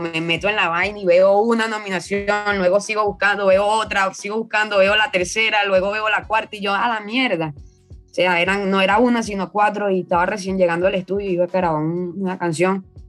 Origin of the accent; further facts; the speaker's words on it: Venezuela; moved away as an adult; also born or lived in Caracas; now in Lima, Peru; cuando salí de allá de Venezuela